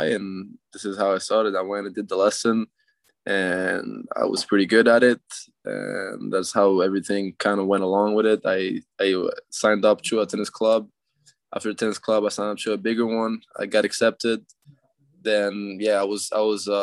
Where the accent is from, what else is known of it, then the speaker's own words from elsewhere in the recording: Canada; I'm a Canadian tennis player